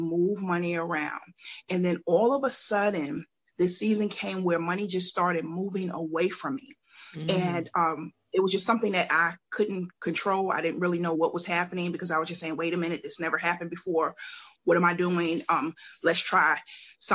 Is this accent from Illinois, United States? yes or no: no; Mount Vernon, New York, United States; now in Columbia, United States; I'm originally from Mount Vernon, New York, and I've migrated to Columbia, South Carolina